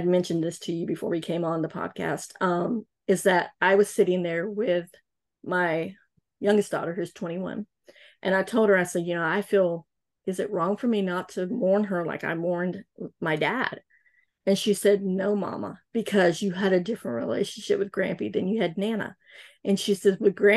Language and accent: English; North Carolina, United States; I'm from North Carolina